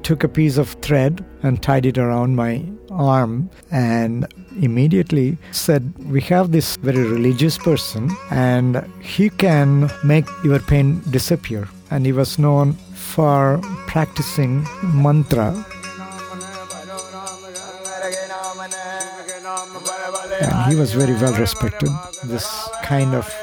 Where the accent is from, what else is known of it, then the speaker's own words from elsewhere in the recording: India; I was born in India in a small village called, abbreviated to Tinagar